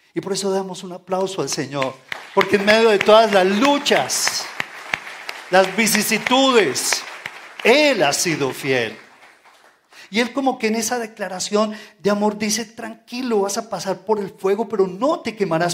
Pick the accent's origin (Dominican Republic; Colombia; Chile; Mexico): Colombia; tenemos que levantar nuestra bandera como colombianos